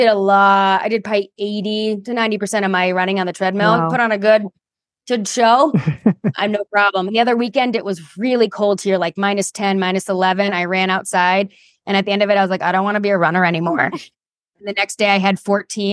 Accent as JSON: {"language": "English", "region": "Michigan", "country": "United States", "tie": "born or raised there", "moved": "yes", "lives_now": "Colorado Springs, United States", "said": "I grew up in Michigan"}